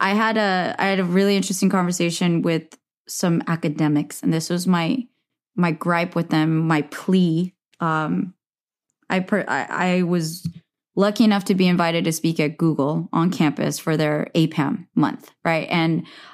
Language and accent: English; Silicon Valley, California, United States; I grew up in Silicon Valley.